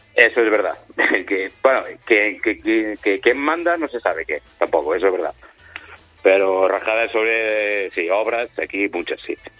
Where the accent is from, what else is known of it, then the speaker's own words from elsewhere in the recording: Spain; now in Geneva, Switzerland; Al ser español